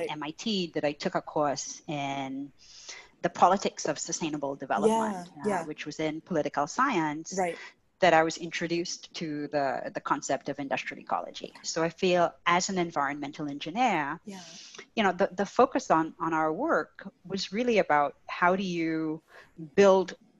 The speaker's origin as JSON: {"language": "English", "country": "Trinidad & Tobago", "tie": "born or raised there", "moved": "yes", "said": "I grew up in Trinidad and Tobago"}